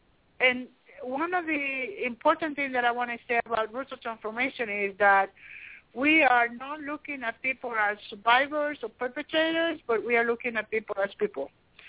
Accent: Liberia; We are, and I say we because for some reason I feel like, you know, I am from Liberia.

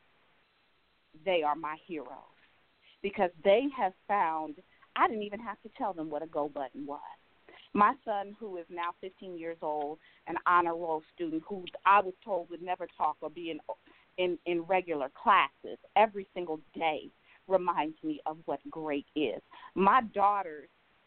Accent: Cincinnati, Ohio, United States; moved away as an adult; now in Jacksonville, United States; I can remember being this little girl in Cincinnati, Ohio

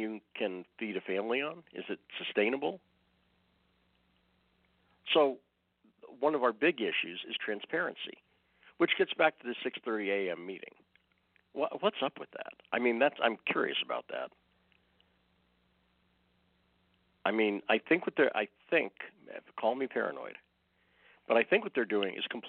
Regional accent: Massachusetts, United States; now in Twin Falls, United States; I grew up in Massachusetts

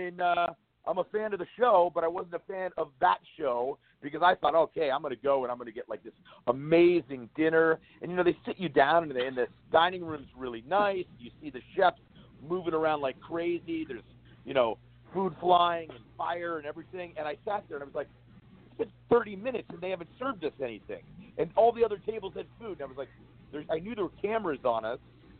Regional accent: New Castle, Pennsylvania, United States; Yeah. I'm from outside Pittsburgh. I'm from Newcastle, Pennsylvania.

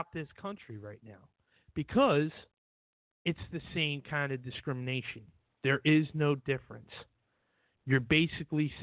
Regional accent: New Jersey, United States; we're from New Jersey

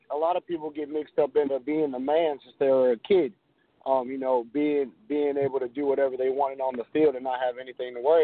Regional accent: New York City, New York, United States; I was born and raised in New York. I was born in the Bronx.

